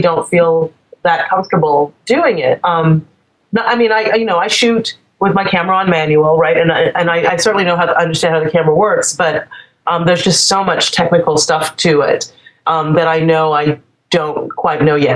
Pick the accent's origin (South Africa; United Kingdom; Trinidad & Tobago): Trinidad & Tobago; moved away; I'm from the Caribbean originally. I'm from Trinidad